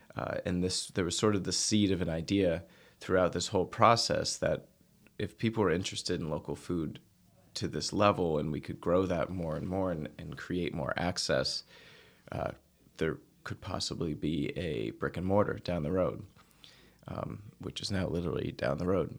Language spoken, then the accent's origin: English; outside Boston, Massachusetts, United States; also born or lived in Nantucket; I grew up outside Boston